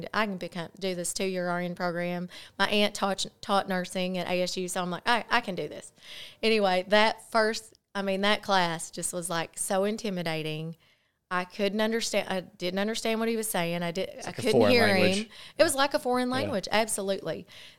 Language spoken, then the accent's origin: English; Cardwell, Missouri, United States; also born or lived in Paragould, Arkansas / Michigan; I'm from Cardwell, Missouri. So I'm across the Kahlua colored waters over there. So I grew up in Paragould, you know, visited Paragould from Cardwell.